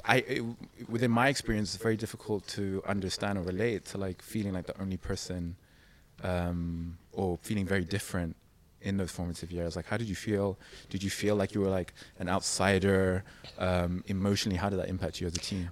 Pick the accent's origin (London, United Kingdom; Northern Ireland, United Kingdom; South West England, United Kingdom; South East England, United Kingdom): London, United Kingdom; I grew up in London